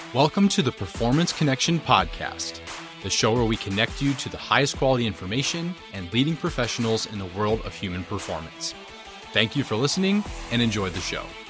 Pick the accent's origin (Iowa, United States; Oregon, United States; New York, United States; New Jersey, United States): Iowa, United States; I'm from Iowa